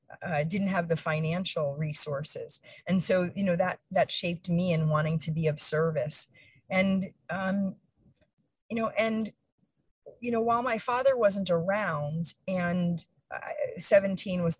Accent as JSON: {"language": "English", "town": "Allentown", "region": "Pennsylvania", "country": "United States", "tie": "born or raised there", "said": "I was born and raised in Allentown, Pennsylvania"}